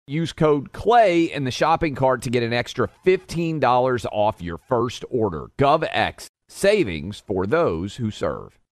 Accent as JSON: {"language": "English", "region": "Tennessee", "country": "United States", "tie": "born or raised there", "said": "This is my home state"}